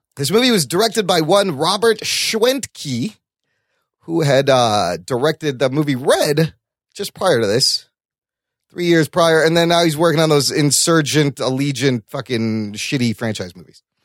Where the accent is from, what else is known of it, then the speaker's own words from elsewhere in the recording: Pakistan; as a Pakistani